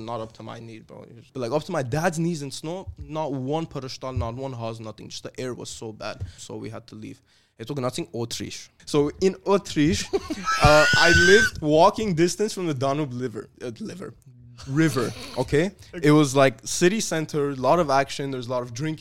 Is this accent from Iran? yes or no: yes; Tehran, Tehran Province, Iran; now in United States; I wasn't born here. I was born I was born in Tehran